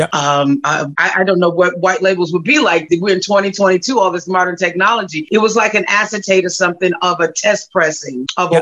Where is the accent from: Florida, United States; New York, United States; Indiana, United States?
Indiana, United States; Gary; I'm originally from Gary, Indiana